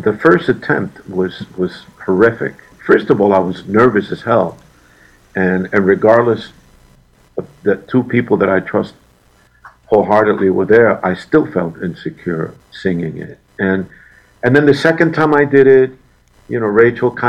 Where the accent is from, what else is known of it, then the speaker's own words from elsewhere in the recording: Puerto Rico; moved away; also born or lived in New York; when I was young, growing up in Puerto Rico, in my teens, I was singing in different hotels